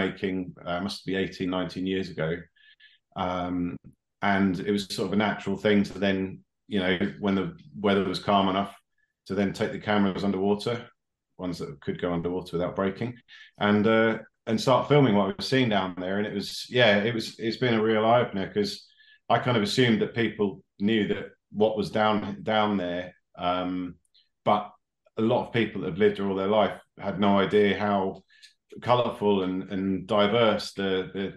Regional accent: Sheringham, East of England, United Kingdom; also born or lived in Hull; I've always lived in Sheringham. I grew up in Sheringham, so I spent a lot of time at the beach as a kid

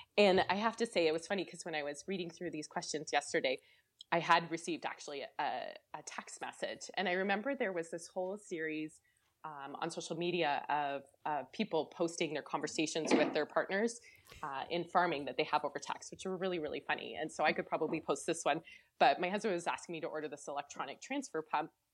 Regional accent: Chatham, Ontario, Canada; I grew up in Chatham, Ontario, so really small community.

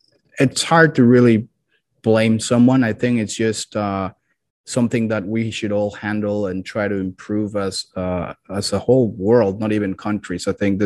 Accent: Mexico City, Mexico; Well, I'm originally from Mexico City.

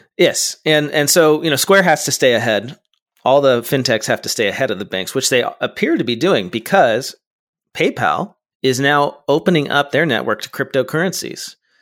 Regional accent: California, United States; as a Californian

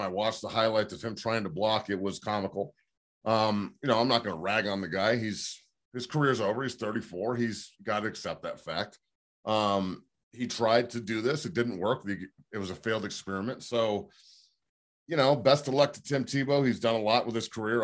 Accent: Denver, Colorado, United States; who I grew up watching here in Denver, being a Colorado kid

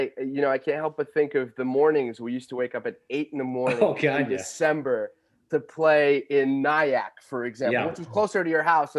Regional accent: Portugal; It's only afterwards that people realize that I'm Portuguese. So they give me a little bit more license.

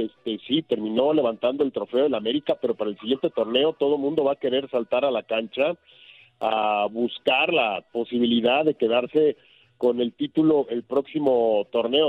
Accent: Cuernavaca, Morelos, Mexico; moved away; yo aquí vi la, luz por primera vez en la vida hace 51 años, entonces cada vez que puedo me vengo a mi pueblito

